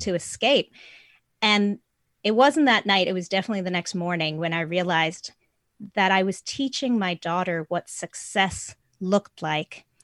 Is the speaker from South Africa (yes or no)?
yes; South Africa; moved away; I'm from South Africa originally